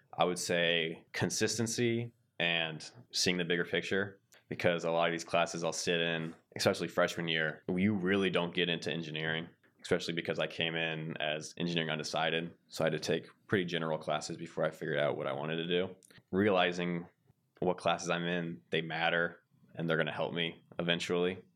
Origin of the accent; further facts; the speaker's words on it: Centerville, Ohio, United States; I'm from Centerville, Ohio, near Dayton.